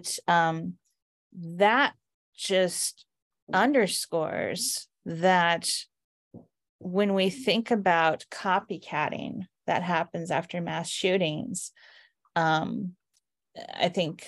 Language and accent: English; California, United States; The California shootings, and being Californian myself, I'm familiar with the areas that they attacked and familiar with the communities that live there.